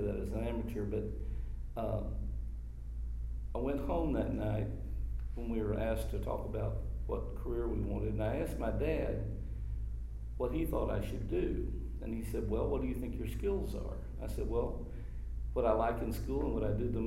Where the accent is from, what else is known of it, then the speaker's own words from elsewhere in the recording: Austin, Texas, United States; also born or lived in Washington, D.C.; I grew up in Austin. We got back here as soon as my dad could get back after the war